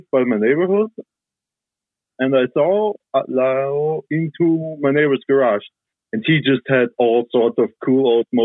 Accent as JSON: {"language": "English", "region": "Trentino-Alto Adige", "country": "Italy", "said": "I'm from South Tyrol, Italy."}